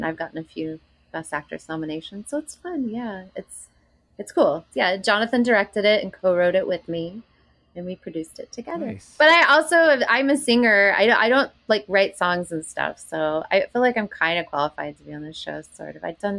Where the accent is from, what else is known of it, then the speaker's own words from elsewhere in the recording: Greenville, South Carolina, United States; moved away; Greenville, South Carolina, which is my hometown.